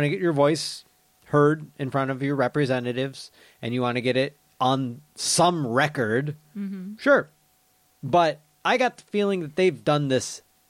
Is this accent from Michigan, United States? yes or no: yes; Michigan, United States; moved away; my hometown back in Michigan